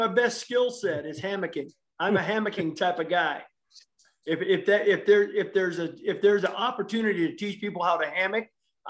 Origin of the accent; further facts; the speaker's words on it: Des Moines, Iowa, United States; I grew up here in East Des Moines and went to East High School.